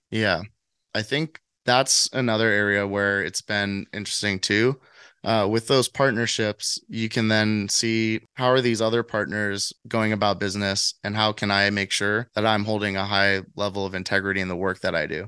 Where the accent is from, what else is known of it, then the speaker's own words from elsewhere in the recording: San Diego, California, United States; now in Nashville, United States; I'm from San Diego and I came straight to Nashville